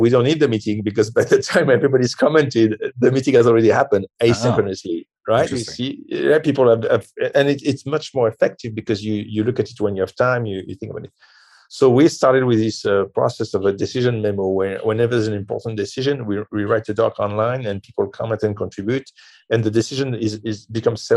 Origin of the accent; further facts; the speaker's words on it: France; I'm from France